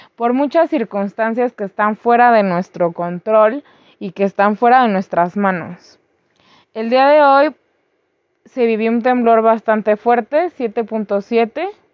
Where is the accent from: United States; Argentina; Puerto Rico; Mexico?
Mexico; also born or lived in Mexico City; nosotros como pueblo mexicano